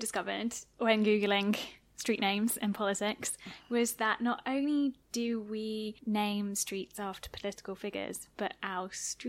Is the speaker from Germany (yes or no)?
no; Ash, United Kingdom; So I live somewhere called Ash. I grew up somewhere called Ash